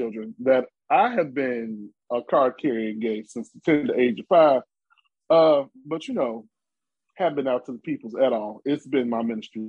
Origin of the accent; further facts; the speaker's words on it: Chicago, Illinois, United States; I'm from Chicago